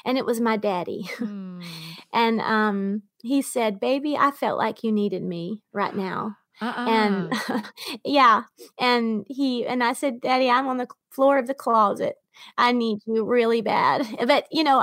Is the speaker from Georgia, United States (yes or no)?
yes; Georgia, United States; born or raised there; moved away